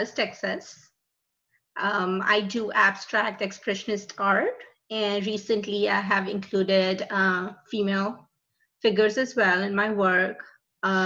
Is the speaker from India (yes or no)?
yes; India; moved away; we were born and raised in India.